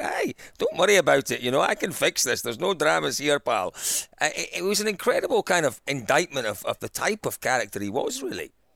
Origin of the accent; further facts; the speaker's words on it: Scotland, United Kingdom; as a Scotsman, a Scottish world champion